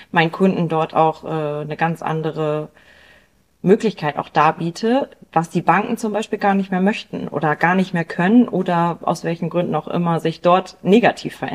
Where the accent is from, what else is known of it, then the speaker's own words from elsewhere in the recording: Bremen, Germany; Ich komme ähm, aus Bremen